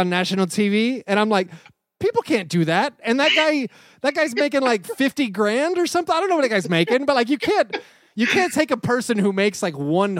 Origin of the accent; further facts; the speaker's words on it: Nashville, Tennessee, United States; I was a college basketball fan growing up in Nashville or outside Nashville.